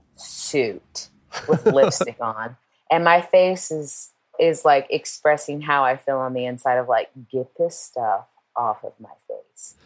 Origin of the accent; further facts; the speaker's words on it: Portland, United States; moved away; growing up in Portland